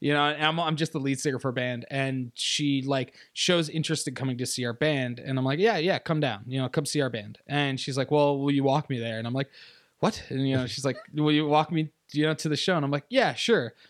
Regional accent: upstate New York, United States; also born or lived in Virginia; upstate New York.

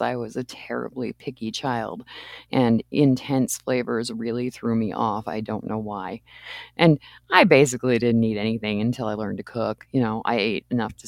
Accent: Maine, United States; now in Le Sueur, United States; I grew up in Maine

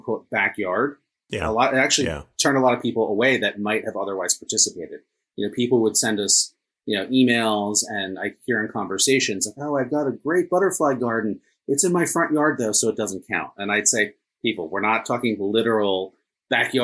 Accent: New Jersey, United States; moved away as an adult; also born or lived in Washington, D.C.; I grew up here in New Jersey

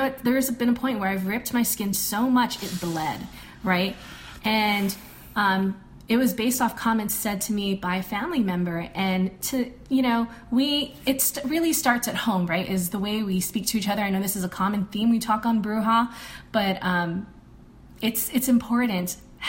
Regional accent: Philippines; we're all Filipino.

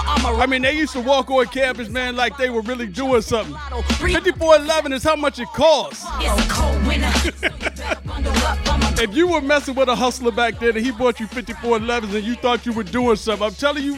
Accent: East Coast, United States; now in West Coast, United States; I'm on the West Coast, but I was born on the East Coast. I never forget my roots.

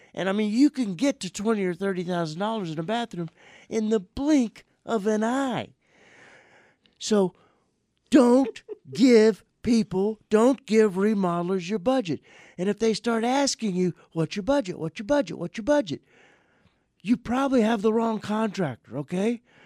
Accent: Welch, Louisiana, United States; moved away; also born or lived in Thornwell, Louisiana; my hometown in Louisiana

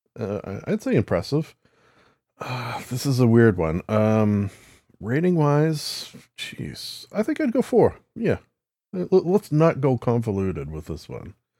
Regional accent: Canada; as a Canadian

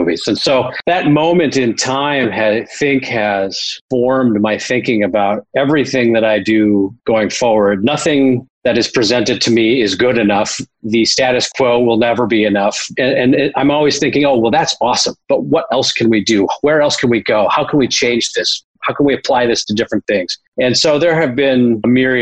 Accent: Minneapolis, Minnesota, United States; also born or lived in Wisconsin; when my parents separated and divorced when I was 10 years old. And I moved across from Wisconsin to Minneapolis

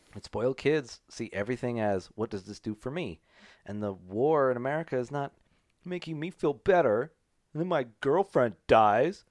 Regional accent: United States; I'm an American

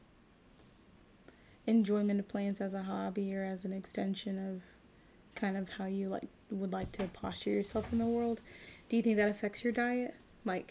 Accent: Nigeria; being a Nigerian

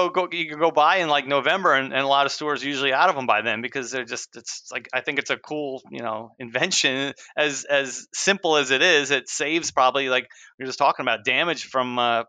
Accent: New Jersey, United States; moved away as an adult; also born or lived in South Carolina; I grew up in the Northeast. I grew up in New Jersey, but I moved to South Carolina in the middle of my life and lived down there until just about 5 years ago.

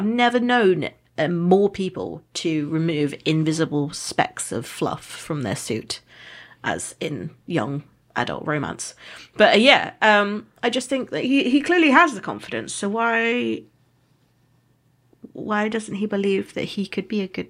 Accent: United Kingdom; I'm a Brit

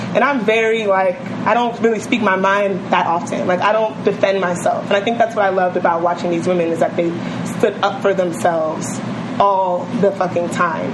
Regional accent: New York City, New York, United States; I'm from Bed Stuy

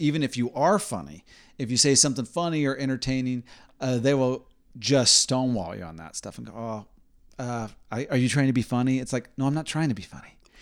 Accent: Indiana, United States; growing up in Indiana

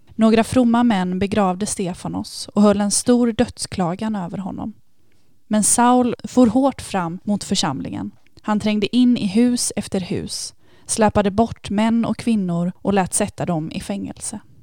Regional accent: Varberg, Halland County, Sweden; moved away as an adult; now in Lund, Sweden; Jag kommer från Varberg, men mm. bor just nu i Lund där jag har pluggat hela min utbildning.

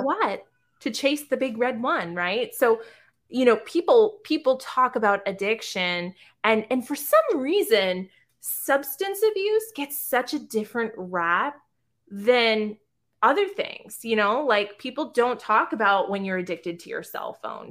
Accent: South Shore, Massachusetts, United States; also born or lived in Boston; I'm from the South Shore

